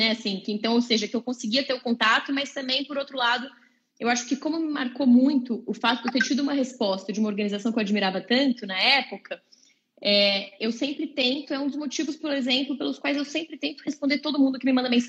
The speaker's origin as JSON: {"language": "Portuguese", "town": "Londrina", "region": "Paraná", "country": "Brazil", "tie": "born there", "said": "Eu nasci em Londrina, no Paraná."}